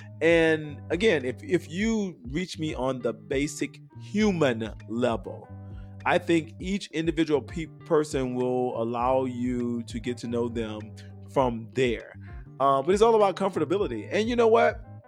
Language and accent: English; New Orleans, Louisiana, United States; I'm from New Orleans, ho.